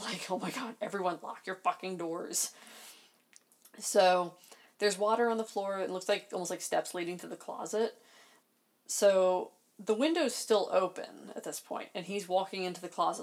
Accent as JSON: {"language": "English", "region": "Maryland", "country": "United States", "tie": "born or raised there", "said": "I grew up in Maryland"}